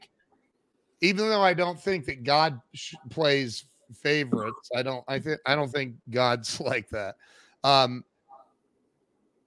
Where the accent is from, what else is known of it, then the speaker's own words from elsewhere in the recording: Ohio, United States; I'm from Ohio where AA originated in Akron